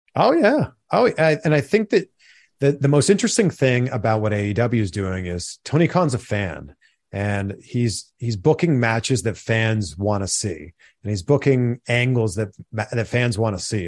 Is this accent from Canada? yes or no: yes; Pickering, Ontario, Canada; I grew up just outside of Toronto in a city called Pickering, Ontario